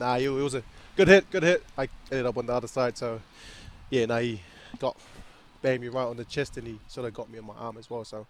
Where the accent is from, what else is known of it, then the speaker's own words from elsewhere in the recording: Samoa; moved away as an adult; also born or lived in Lefaga, Samoa; now in Northland, New Zealand; I was born and raised in Samoa